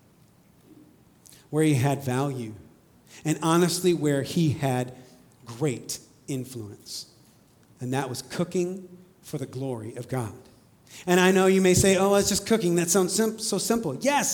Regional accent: Indiana, United States; moved away; I am from Indiana and I do love Indiana

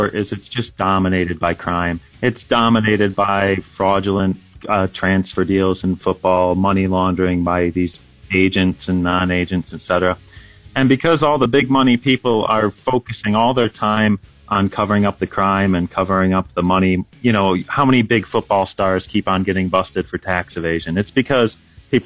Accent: United States; now in United Kingdom; I'm from America

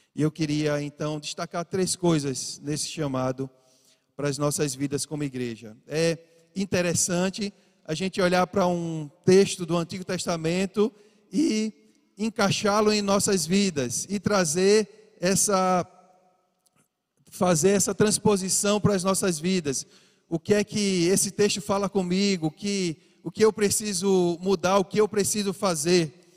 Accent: Recife, Pernambuco, Brazil; sou daqui de Recife, de Pernambuco, desde pequeno.

